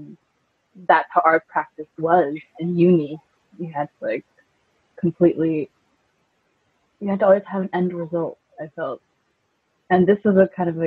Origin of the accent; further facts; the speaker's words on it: Iceland; moved away; also born or lived in California; I grew up in California when I was a kid, up until the age of 10, but then I went back to Iceland